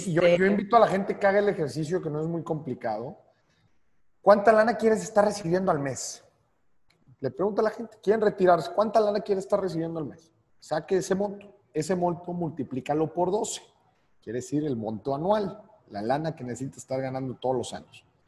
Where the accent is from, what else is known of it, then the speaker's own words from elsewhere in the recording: Monterrey, Nuevo León, Mexico; nosotros los regios